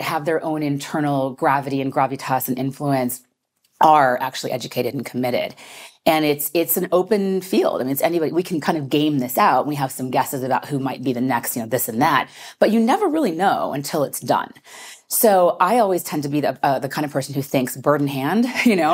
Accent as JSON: {"language": "English", "country": "United States", "said": "as an American"}